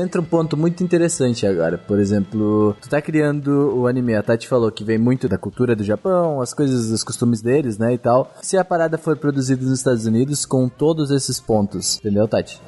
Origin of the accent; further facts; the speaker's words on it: São Paulo, Brazil; a gente é de São Paulo